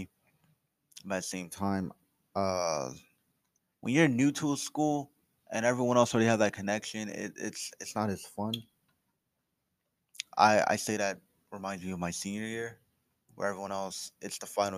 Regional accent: Trenton, New Jersey, United States; Growing up, I came from Trenton

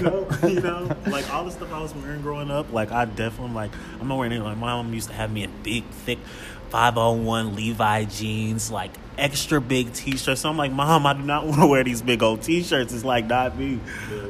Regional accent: Kansas City, Missouri, United States; also born or lived in Los Angeles; growing up in Kansas City and just like going to school in Kansas City

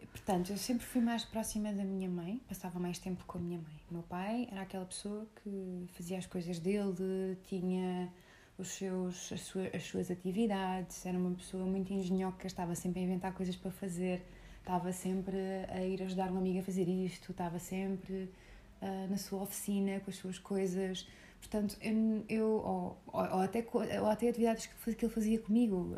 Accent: Portugal; sou muito portuguesa por dentro

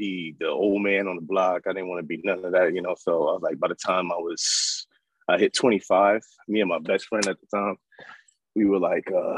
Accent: New York City, New York, United States; moved away; I'm from South Jamaica, Queens. I went to Jamaica High School, Queensboro College.

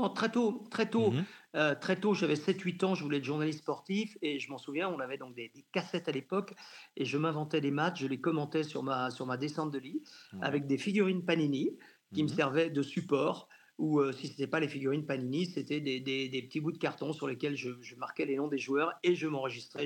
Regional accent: Janzé, Brittany, France; moved away as an adult; also born or lived in Rennes / Bordeaux; je suis originaire de Janzé, donc tout près de Rennes

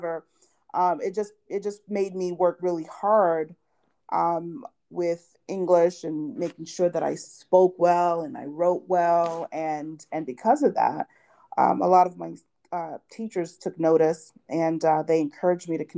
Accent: New York City, New York, United States; first language Haitian Creole; English is a second language; I was born and raised in Brooklyn, New York, by immigrant parents

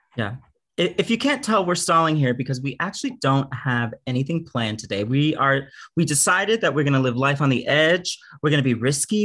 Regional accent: Houston, Texas, United States; moved away; I didn't like grow up at all in like the queer drag community at all when I was growing up in Houston

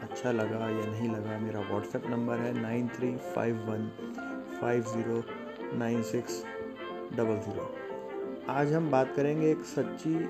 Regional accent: Jaipur, Rajasthan, India; और मैं जयपुर राजस्थान से बिलोंग करता हूँ

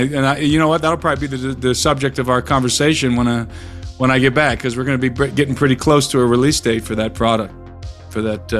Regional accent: Louisiana, United States; accent: Cajun; You know, that Cajun Louisiana.

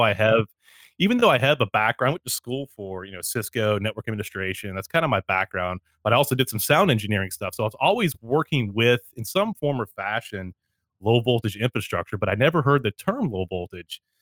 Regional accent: Canada; I'm Canadian

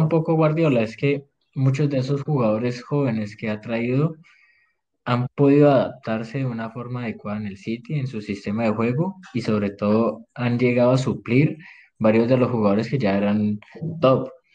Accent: Colombia; como colombiano

